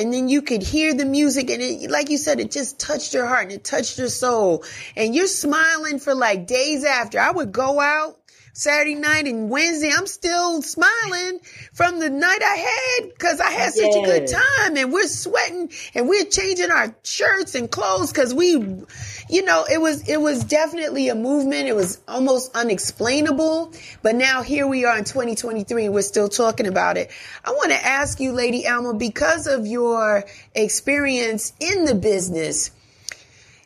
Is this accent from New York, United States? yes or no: yes; New York City, New York, United States; also born or lived in New Jersey; Born and raised in the Bronx, Jamaican parents